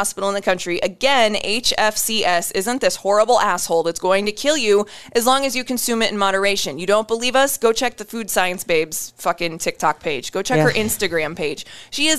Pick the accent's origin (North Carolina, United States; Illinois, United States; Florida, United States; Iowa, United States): Iowa, United States; I'm from Iowa